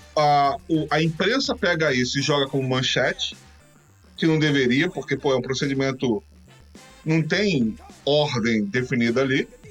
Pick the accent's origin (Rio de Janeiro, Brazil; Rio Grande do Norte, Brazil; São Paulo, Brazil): Rio de Janeiro, Brazil; eu cresci nos anos 90 no Rio de Janeiro sendo negro e sendo suburbano